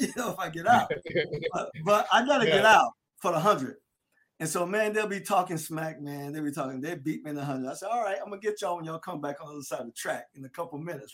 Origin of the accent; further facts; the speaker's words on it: Delray Beach, Florida, United States; I'm from South Florida. I'm from a little place called Delray Beach down in Palm Beach County